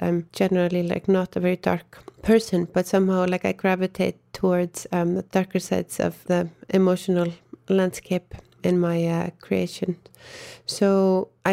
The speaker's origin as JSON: {"language": "English", "country": "Iceland", "moved": "as an adult", "lives_now": "Berlin, Germany", "said": "I am from Iceland"}